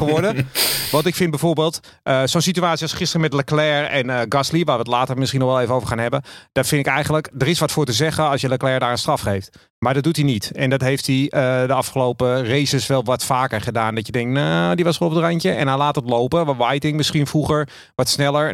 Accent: Amsterdam, North Holland, Netherlands; now in Zaanstreek, Netherlands; En ik kom uit Amsterdam en ik woon in de Zaanstreek.

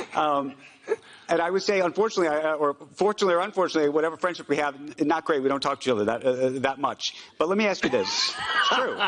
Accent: United States; I'm an American Jew.

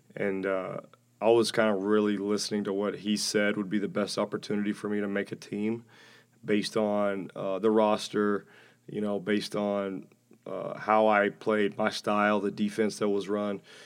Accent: Alabama, United States; moved away; I enjoyed growing up in Alabama.

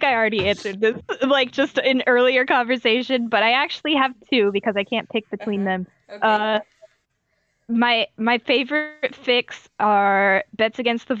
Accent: United States; I'm American.

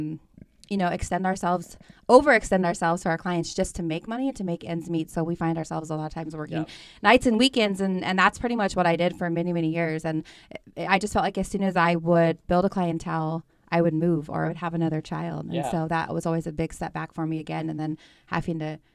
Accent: Astoria, Oregon, United States; moved away as an adult; also born or lived in Portland, Oregon / Arizona; a little small town I grew up in Astoria, Oregon.

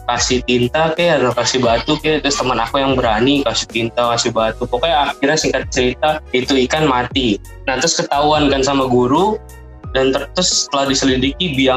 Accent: Jakarta, Indonesia; Asal saya asal dari Jakarta.

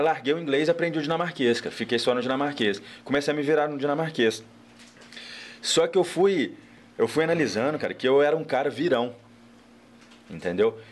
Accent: Cataguases, Minas Gerais, Brazil; now in Juiz de Fora, Brazil; morei dos 4 aos 14.

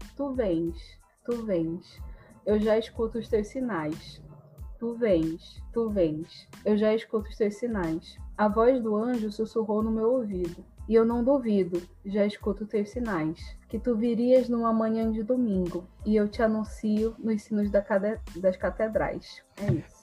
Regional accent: Belém, Pará, Brazil; moved away; also born or lived in Rio de Janeiro; eu me mudei, saí de casa, saí de Belém, fui morar no Rio

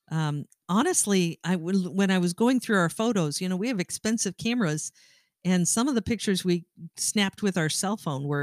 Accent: Great Lakes area, Midwest, United States; we come from the Midwest and we come from the Great Lakes area

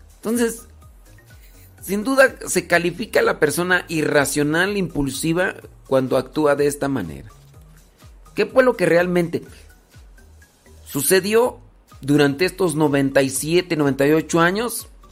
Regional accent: Guanajuato, Mexico; Yo soy de Guanajuato.

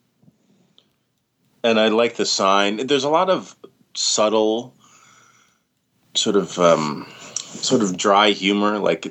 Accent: Canada; being a Canadian

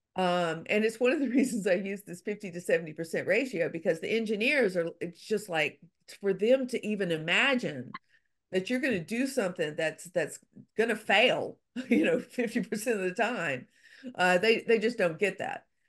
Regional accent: Louisiana, United States; I'm from Louisiana

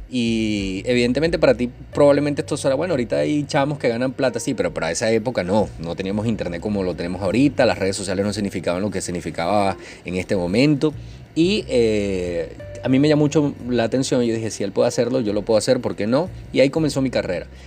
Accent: Venezuela; soy venezolano

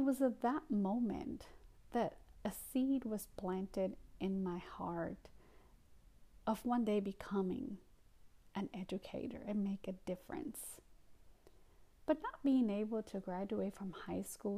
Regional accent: Guatemala; English is a second language; also born or lived in New York, United States; now in North Carolina, United States; my immigrant experience, my journey from Guatemala to the United States

